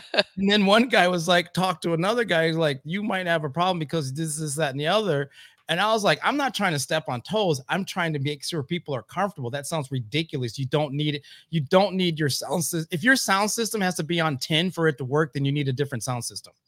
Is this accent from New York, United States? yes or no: no; Oscoda, Michigan, United States; also born or lived in Louisville, Kentucky / Lansing, Michigan; I grew up in Oscoda, Michigan.